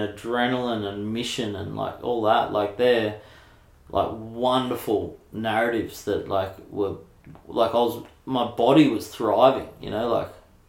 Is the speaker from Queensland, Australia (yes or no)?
no; Mona Vale, New South Wales, Australia; Yeah, it's cool. We had a couple of dickheads that really gave me hell and my family hell